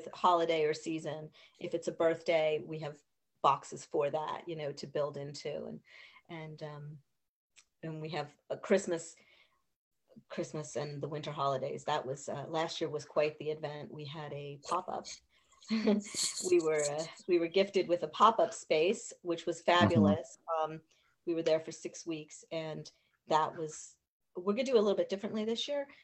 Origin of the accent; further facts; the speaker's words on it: Reading, Pennsylvania, United States; I grew up there. I grew up on Carsonia Avenue. I graduated from Mount Penn High School